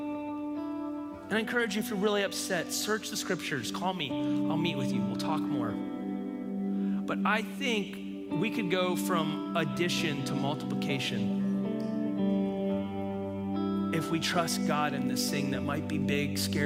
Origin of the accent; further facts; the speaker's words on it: United States; I'm a Christian who's an American